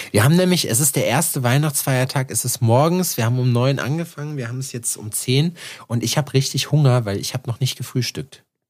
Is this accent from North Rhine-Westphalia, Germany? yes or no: yes; home area next to Iserlohn, North Rhine-Westphalia, Germany; now in Jena, Germany; bei uns hier in meiner Heimat ist ja Iserlohn daneben